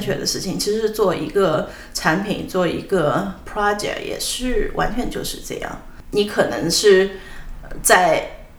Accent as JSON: {"language": "Chinese", "town": "Ya'an", "region": "Sichuan", "country": "China", "tie": "born or raised there", "also_born_or_lived": "Hangzhou", "moved": "yes", "said": "我在四川度过了我的童年，我在四川呢，我父母那时候在四川农业大学教书，搬到雅安的时候"}